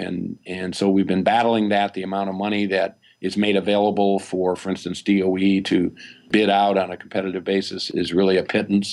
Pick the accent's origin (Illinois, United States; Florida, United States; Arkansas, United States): Illinois, United States; Peoria; I'm from Illinois, central Illinois, Peoria, Illinois. I didn't even see an ocean until I was in my twenties.